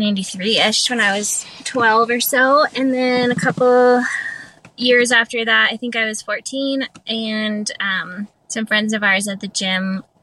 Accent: Colorado, United States; born there; We were going to Colorado because I was born in Colorado, so we were going back for like a vacation or whatever

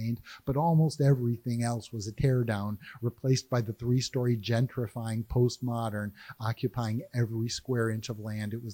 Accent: Cleveland, Ohio, United States; now in Raleigh, United States; I grew up in Cleveland

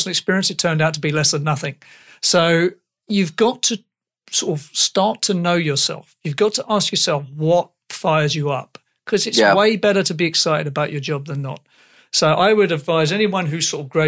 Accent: England, United Kingdom; accent: English; I am English

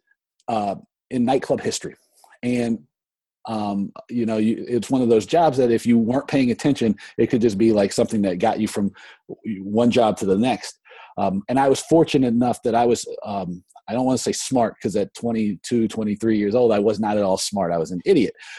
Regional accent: northern Georgia, United States; now in Washington, D.C., United States; I grew up in northern Georgia

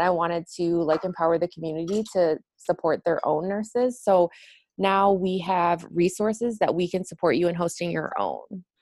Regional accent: Detroit, Michigan, United States; I'm from the Detroit metro area originally

